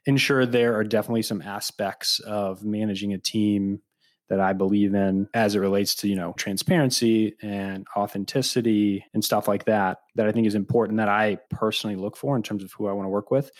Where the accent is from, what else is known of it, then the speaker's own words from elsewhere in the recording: Peoria, Illinois, United States; growing up in Central Illinois, growing up in Peoria